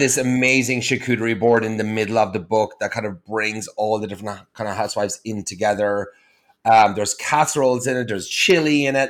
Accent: Ireland; moved away; I'm from Ireland

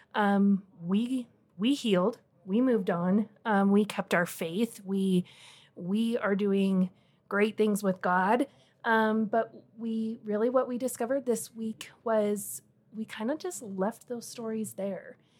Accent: Wyoming, United States; moved away as an adult; now in Colorado, United States; I grew up in Wyoming, just kind of a real small town girl, um, ended up in Colorado by marriage

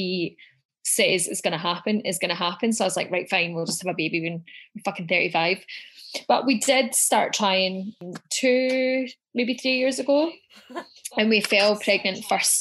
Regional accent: Scotland, United Kingdom; now in Melbourne, Australia; I'm originally from Scotland

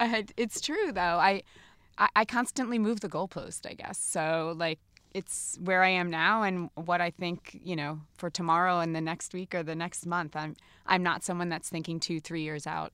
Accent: New Jersey, United States; I am from New Jersey.

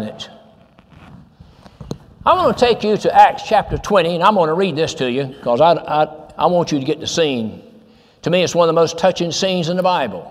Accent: Goodlettsville, Tennessee, United States; I'm from Goodlettsville

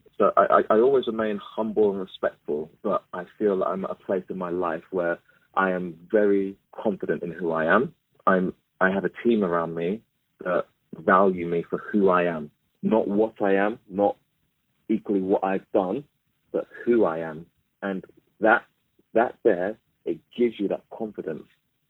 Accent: Mitcham, London, United Kingdom; I celebrate the fact that I'm black. I celebrate the fact that I came from Mitcham.

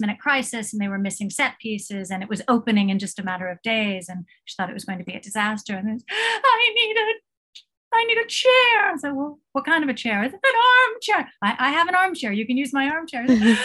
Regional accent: United States; moved away as an adult; now in Thailand; I'm also American, and I've lived in Thailand for 32 years

